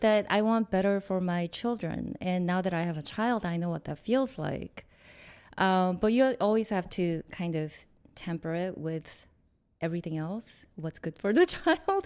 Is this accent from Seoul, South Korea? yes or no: yes; Seoul, South Korea; moved away; also born or lived in New York; I was born in Korea in Seoul